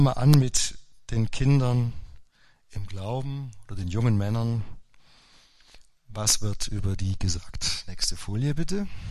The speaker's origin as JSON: {"language": "German", "area": "Upper Swabia", "region": "Baden-Württemberg", "country": "Germany", "tie": "born or raised there", "moved": "yes", "lives_now": "Forchtenberg, Germany", "said": "Also alle konnten Skifahren in Oberschwaben, nur ich äh, der Lehrersohn"}